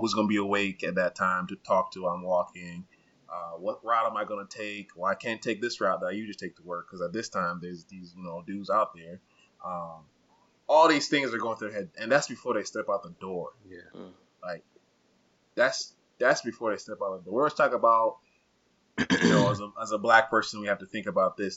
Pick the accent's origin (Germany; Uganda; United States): Uganda; moved away; growing up in Uganda for and like being in my culture, also Rwandan culture.